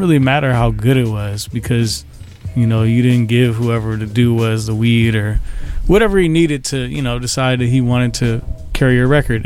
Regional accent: Seattle, Washington, United States; I'm from Seattle, Washington.

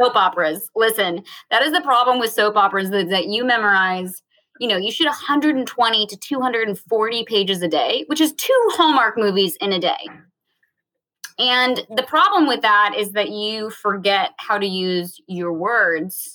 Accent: Virginia, United States; moved away; I grew up in Virginia, so everyone sings at church, and I grew up singing in church

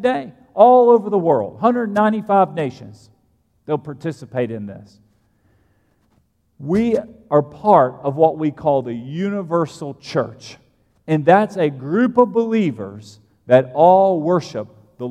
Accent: United States; I'm American

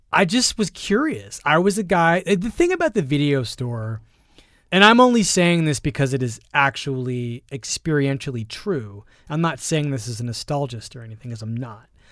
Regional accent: Philadelphia, Pennsylvania, United States; I grew up poor in Philadelphia

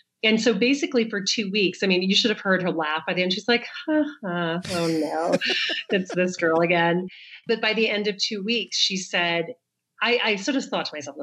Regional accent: the South, United States; now in New York, United States; I grew up in the South.

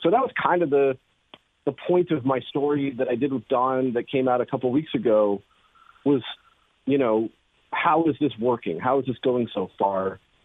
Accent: Alaska, United States; moved away as an adult; also born or lived in Missouri; I grew up in Alaska

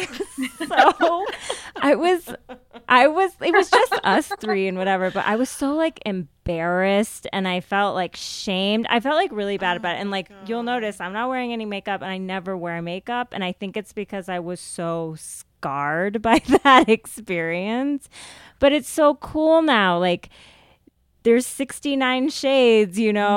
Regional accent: United States; I grew up in the States

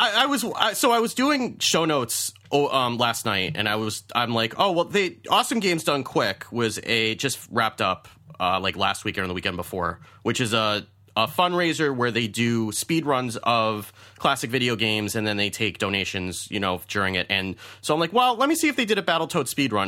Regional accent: United States; being an American male

